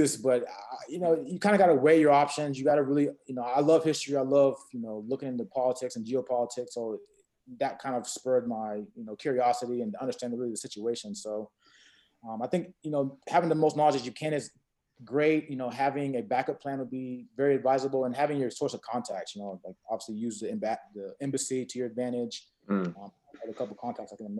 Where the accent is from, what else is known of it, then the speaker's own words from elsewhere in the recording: United States; moved away as an adult; now in Armenia; in my childhood growing up in America